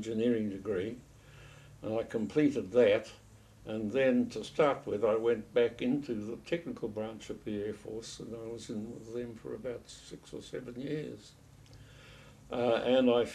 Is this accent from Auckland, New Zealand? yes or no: yes; Auckland, New Zealand; We lived in Auckland. I was born in Auckland.